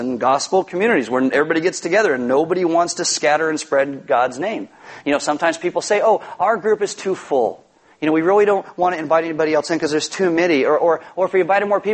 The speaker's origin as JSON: {"language": "English", "region": "California", "country": "United States", "said": "I'm from California"}